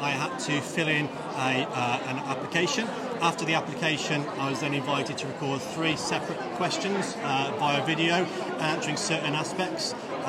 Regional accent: the Black Country, West Midlands, United Kingdom; I'm from the Black Country anyway, so I kind of know a little bit about the local area

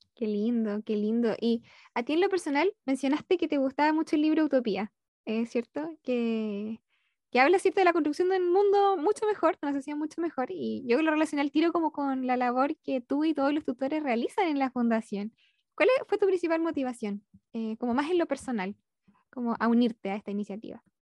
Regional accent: Concepción, Biobío, Chile; yo soy de Concepción

